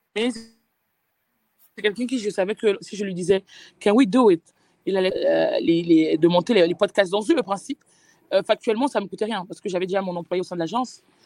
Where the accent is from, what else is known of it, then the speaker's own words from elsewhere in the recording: France; j'ai grandi en France